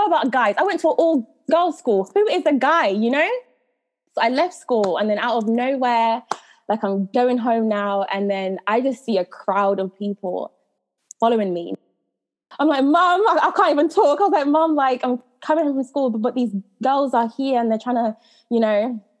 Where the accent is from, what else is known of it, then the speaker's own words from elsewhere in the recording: United Kingdom; also born or lived in Jamaica / London / Coventry; I was brought up in Jamaica and I came to England when I was five